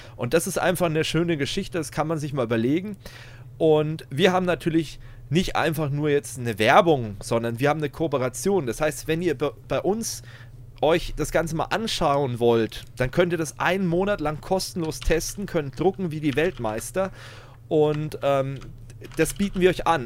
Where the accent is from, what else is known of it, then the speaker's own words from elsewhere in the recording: Germany; bei uns in Deutschland